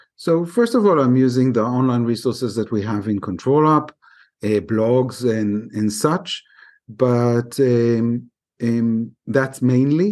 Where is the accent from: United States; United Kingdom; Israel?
Israel; I'm from Israel